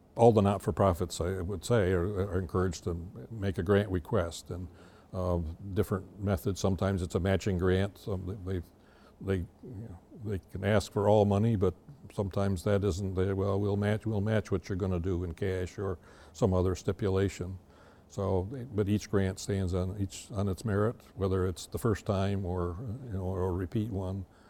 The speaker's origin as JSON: {"language": "English", "area": "Lewis County", "region": "New York", "country": "United States", "tie": "born or raised there", "also_born_or_lived": "Watertown, New York", "said": "we moved to Lewis County when I was eight"}